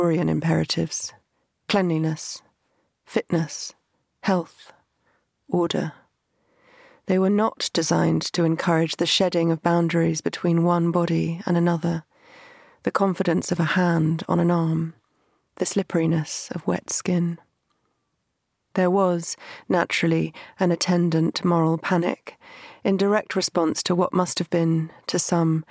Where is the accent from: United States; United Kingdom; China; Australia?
United Kingdom; London; where I grew up in South London